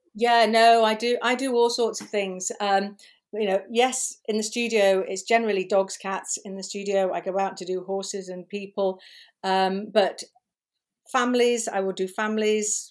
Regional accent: Liverpool, North West England, United Kingdom; moved away; I was born in Liverpool, uh, many years ago, and, um, went to school there, worked there

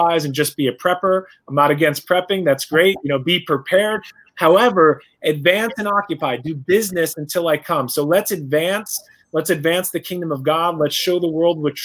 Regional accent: New York, United States; I'm a New Yorker. I'm from the East Coast, so, you know, we talk a little bit faster

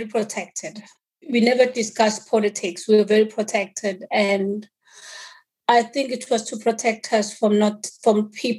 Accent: Eswatini; born there; I was born in Swaziland because during the time I was born, there was apartheid in South Africa.

